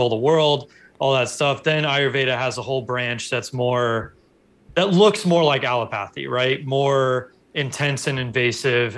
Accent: Los Angeles, California, United States; I grew up in Los Angeles

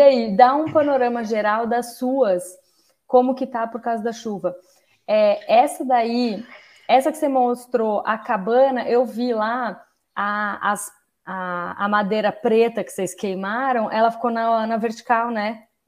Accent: São Paulo, Brazil; eu sou de São Paulo

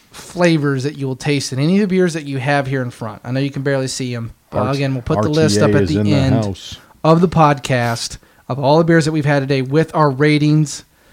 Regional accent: India; That's where I'm from. I'm from India.

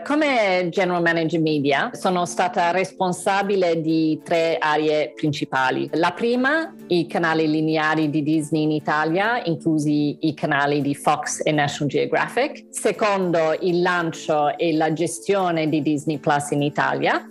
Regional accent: Melbourne, Victoria, Australia; moved away as an adult; now in Italy; Sono australiana, nata a Melbourne, e sono laureata in scienze politiche in francese all'Università di Melbourne.

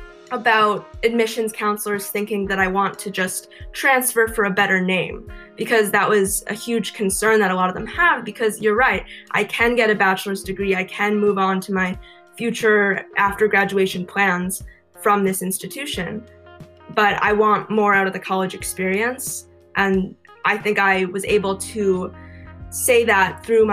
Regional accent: Boston, Massachusetts, United States; moved away as an adult; also born or lived in Nebraska; now in Los Angeles, United States; originally, I'm from Massachusetts, the Boston area.

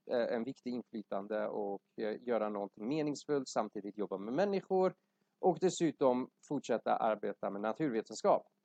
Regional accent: Iran; Swedish is a second language; now in Sweden; jag är ursprungligen från Iran uh, men varit här i Sverige större delen av mitt liv

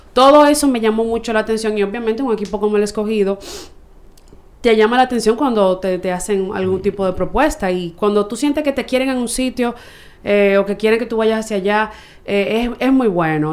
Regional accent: Santo Domingo, Distrito Nacional, Dominican Republic; soy de aquí, de Santo Domingo

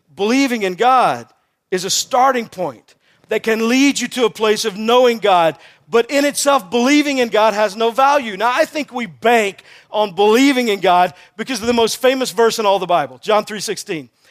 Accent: Texas, United States; I'm from Texas

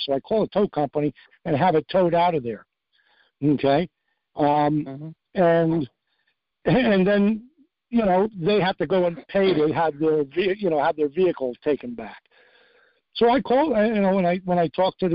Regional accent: New York, United States; moved away; I'm from New York originally

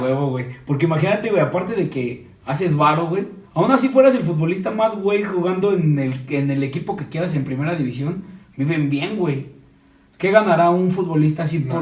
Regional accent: Mexico City, Mexico; soy del DF

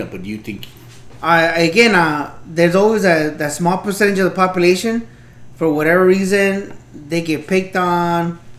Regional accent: Los Angeles, California, United States; maybe because we grew up in East LA, Boyle Heights area, you know.

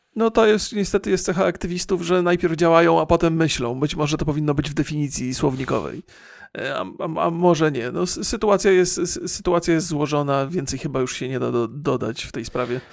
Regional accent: Bolesławiec, Lower Silesian Voivodeship, Poland; ja już się urodziłem w Bolesławcu

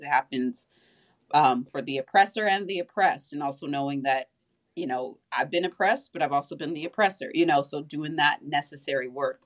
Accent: Southern California, United States; I grew up in Southern California

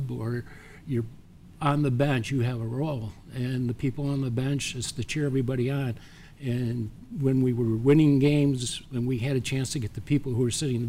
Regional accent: Horseheads, New York, United States; now in Oneonta, United States; I decided on Ithaca College because it was close to my hometown of Horseheads, New York

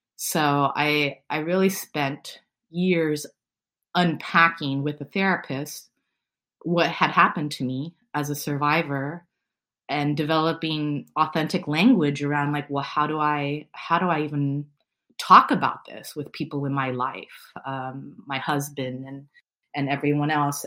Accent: San Francisco, California, United States; I was born and raised in San Francisco

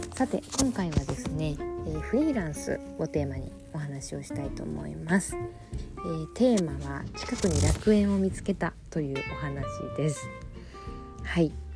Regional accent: Fukuoka, Japan; moved away as an adult; also born or lived in Europe; now in Tokyo, Japan; 地元は福岡なので福岡に帰った時には、まあ、実家があったり

